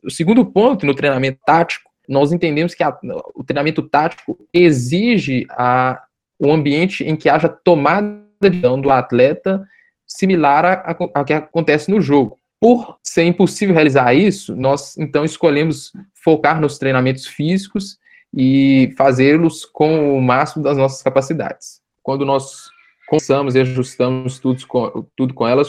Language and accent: Portuguese; Belo Horizonte, Minas Gerais, Brazil; porque sou de Belo Horizonte e fiquei aqui em BH durante todo esse período de pandemia